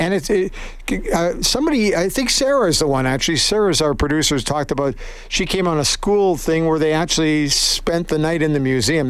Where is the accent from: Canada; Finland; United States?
Canada; Edmonton, Alberta; also born or lived in Calgary; I grew up in Edmonton. I've lived in Calgary.